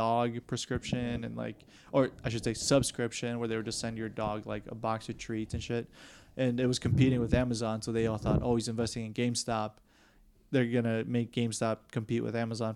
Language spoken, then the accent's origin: English; Wisconsin, United States; we're from Wisconsin